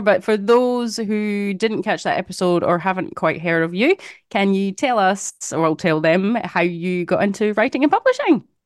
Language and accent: English; Scotland, United Kingdom; now in Perth, Australia; I grew up in Scotland